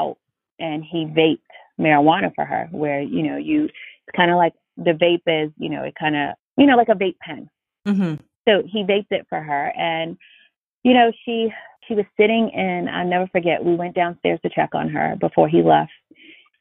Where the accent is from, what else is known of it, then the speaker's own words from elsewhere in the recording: New York City, New York, United States; I grew up in Brooklyn, New York, in the inner city